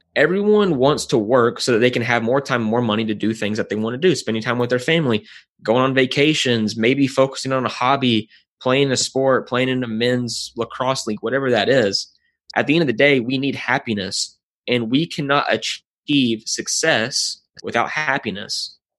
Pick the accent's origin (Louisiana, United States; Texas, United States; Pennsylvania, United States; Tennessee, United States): Tennessee, United States; Nashville; I was born and raised in Nashville, Tennessee